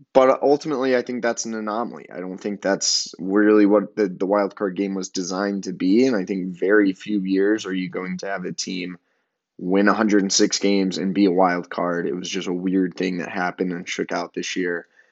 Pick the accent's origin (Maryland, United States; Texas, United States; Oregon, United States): Texas, United States; Amarillo; moved away; I'm currently in my hometown of Amarillo, Texas.